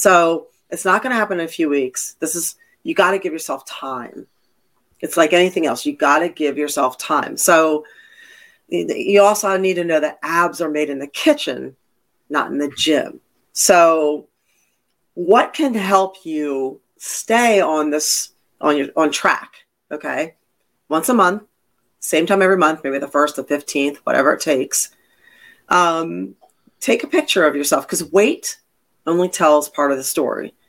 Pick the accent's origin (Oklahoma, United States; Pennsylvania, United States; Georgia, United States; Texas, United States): Pennsylvania, United States; Philadelphia; also born or lived in Connecticut / Massachusetts; now in Florida, United States; I'm from the Northeast